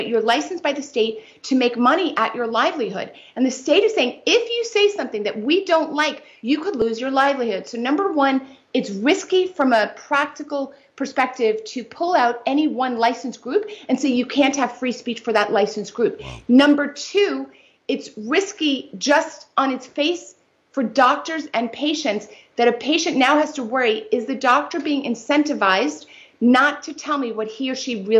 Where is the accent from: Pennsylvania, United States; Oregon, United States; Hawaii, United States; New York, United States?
New York, United States; New York City; I'm a native New Yorker